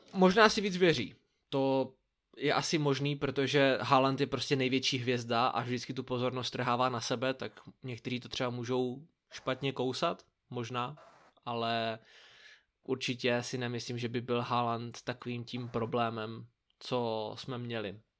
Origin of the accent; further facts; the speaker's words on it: Brno, South Moravian Region, Czechia; jako správný Brňák, nebo jako my dva správní Brňáci